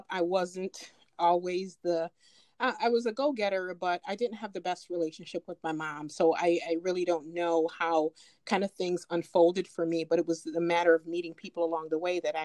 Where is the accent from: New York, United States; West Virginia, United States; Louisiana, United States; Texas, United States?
New York, United States; Rochester; also born or lived in Jamaica; I grew up in Rochester